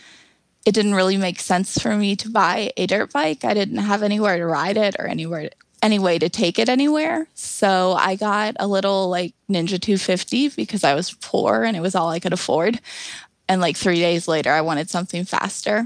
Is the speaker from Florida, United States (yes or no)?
yes; Florida, United States; also born or lived in Tennessee; now in Ohio, United States; I grew up in Florida